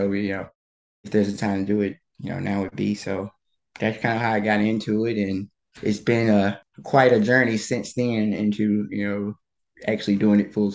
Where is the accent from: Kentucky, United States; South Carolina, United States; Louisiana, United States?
Louisiana, United States; outside of Baton Rouge; moved away as an adult; also born or lived in Washington, District of Columbia, United States; I'm originally from Louisiana. I grew up in outside of Baton Rouge.